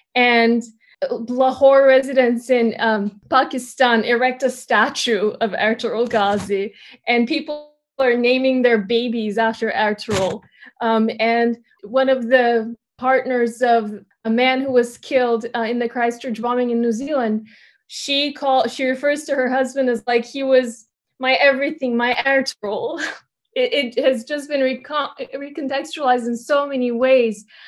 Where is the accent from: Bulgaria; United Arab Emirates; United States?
Bulgaria; moved away; I grew up in Bulgaria, and my ethnicity is Turkish